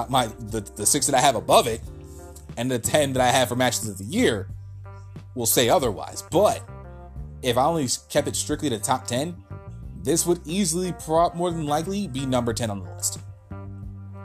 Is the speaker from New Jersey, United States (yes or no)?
yes; New Jersey, United States; moved away; my home state of New Jersey